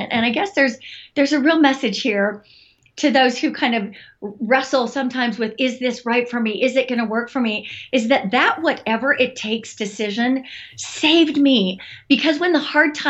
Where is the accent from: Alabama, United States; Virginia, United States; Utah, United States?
Utah, United States; I grew up in Utah